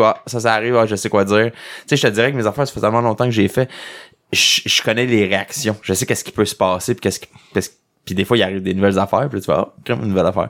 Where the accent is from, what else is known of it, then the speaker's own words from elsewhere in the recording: Quebec, Canada; accent: québécois; j'ai un accent québécois